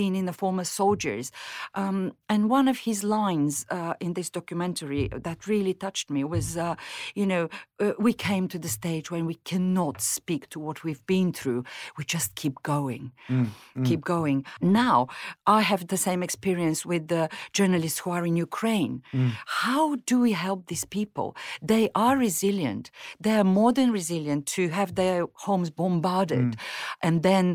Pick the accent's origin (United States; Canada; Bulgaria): Bulgaria; English is a second language; moved away as an adult; also born or lived in Mozambique / Moscow; now in United Kingdom; in Bulgaria, when I grew up in the 70s and 80s, we were poor